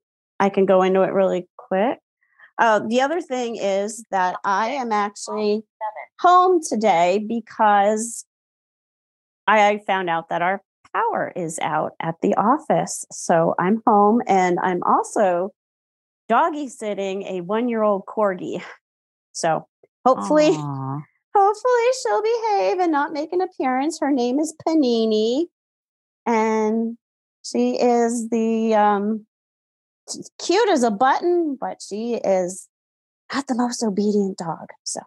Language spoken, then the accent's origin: English; Towson, Maryland, United States; And that's my hometown.